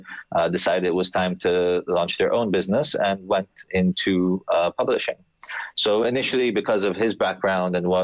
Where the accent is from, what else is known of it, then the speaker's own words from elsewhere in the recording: Athens, Attica, Greece; I grew up in Athens